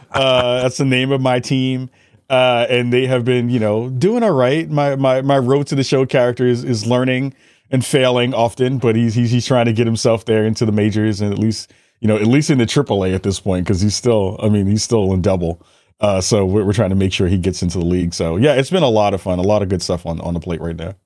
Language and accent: English; New York City, New York, United States; I'm from the Bronx originally